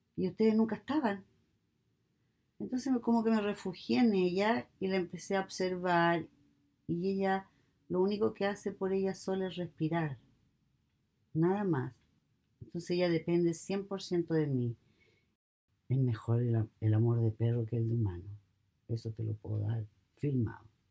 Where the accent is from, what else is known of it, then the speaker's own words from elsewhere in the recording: Santiago, Santiago Metropolitan Region, Chile; moved away as an adult; now in United States; Soy de Santiago de Chile, South America